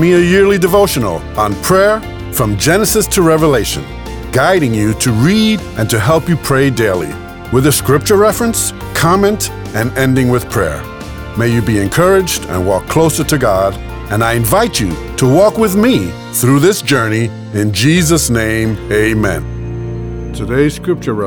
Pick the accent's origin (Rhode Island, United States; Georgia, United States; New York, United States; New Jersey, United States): New York, United States; New York City; I grew up in New York City among a vast number of different races and religions.